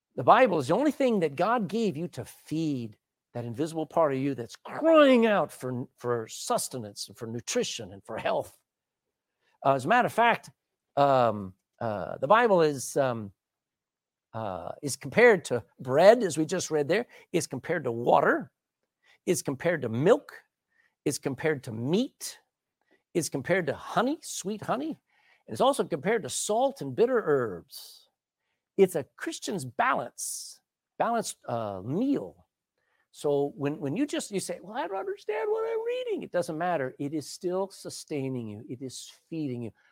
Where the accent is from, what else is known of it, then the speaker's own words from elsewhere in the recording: Texas, United States; I grew up in Texas